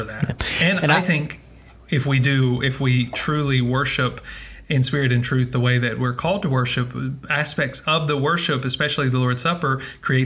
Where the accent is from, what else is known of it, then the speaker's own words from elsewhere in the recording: United States; now in Iceland; So I'm an American living in Iceland.